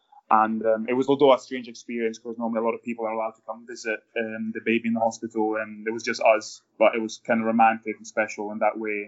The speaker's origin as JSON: {"language": "English", "country": "Italy", "tie": "born or raised there", "also_born_or_lived": "Scotland", "said": "Yeah, I was born in Scotland when my mum and dad worked there, and then lived most of my life in Italy."}